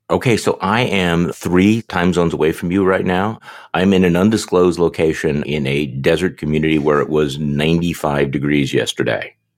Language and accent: English; Wisconsin, United States; I'm from Wisconsin